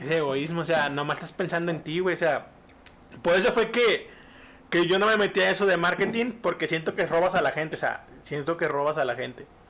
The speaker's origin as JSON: {"language": "Spanish", "country": "Mexico", "said": "somos mexicanos"}